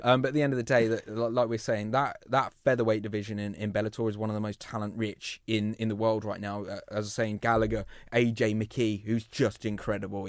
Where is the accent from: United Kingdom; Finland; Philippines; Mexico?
United Kingdom; England; we're English